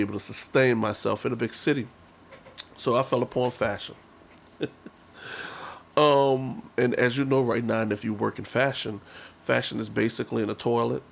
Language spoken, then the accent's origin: English; New Orleans, Louisiana, United States; now in New York City, United States; I am a native New Orleanian, born and raised in the Third Ward Calio projects